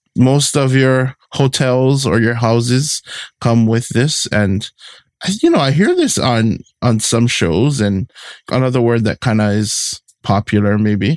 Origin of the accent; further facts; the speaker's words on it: Hawaii, United States; we all descended from that one taro plant as Hawaiian people